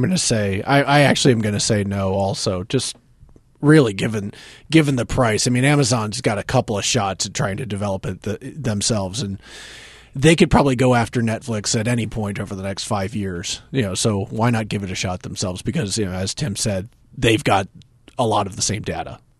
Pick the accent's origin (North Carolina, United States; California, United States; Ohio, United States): North Carolina, United States; from North Carolina, where I grew up, and my hometown, my area has about a million people